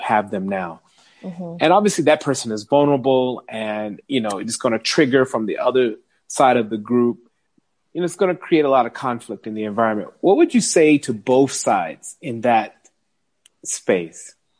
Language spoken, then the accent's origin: English; United States; moved away as an adult; now in South Africa; an American living in South Africa